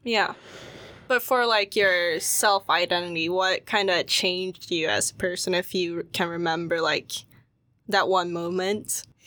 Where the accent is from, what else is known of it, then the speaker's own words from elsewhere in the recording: Sweden; when I was growing up in Sweden, like, um, even in school, I would be the only Asian kid there